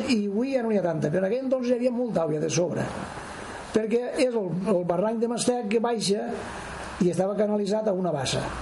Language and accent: Catalan; Cocentaina, Valencian Community, Spain; born or raised there